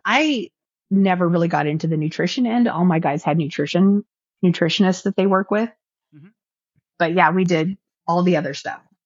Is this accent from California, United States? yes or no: yes; Orange County, California, United States; also born or lived in Central Valley, California; I grew up in Orange County, California